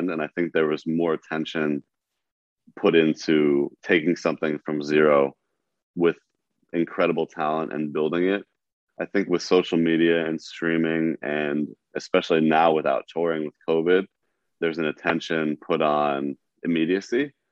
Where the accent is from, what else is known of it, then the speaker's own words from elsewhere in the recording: East Coast, United States; I have so much respect for that grind because of how I grew up on the East Coast.